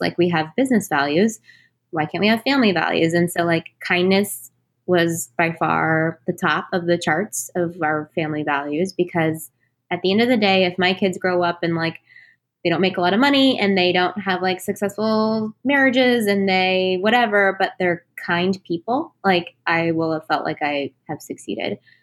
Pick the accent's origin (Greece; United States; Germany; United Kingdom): United States; Texas; I was born and raised in Texas